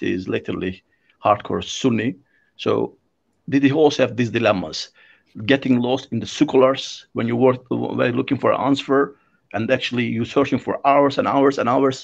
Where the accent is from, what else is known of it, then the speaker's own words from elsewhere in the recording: Turkey; in my country, I'm from Turkey